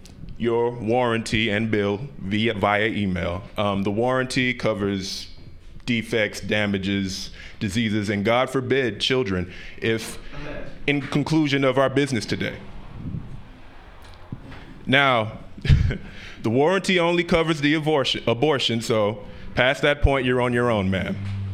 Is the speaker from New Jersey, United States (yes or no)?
no; Utah, United States; I'm from Utah.